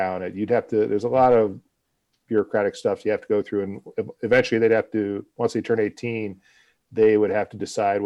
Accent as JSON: {"language": "English", "town": "Akron", "region": "Ohio", "country": "United States", "moved": "as an adult", "lives_now": "Budapest, Hungary", "said": "I'm originally from Akron, Ohio, in the U.S., and I started my teaching career there"}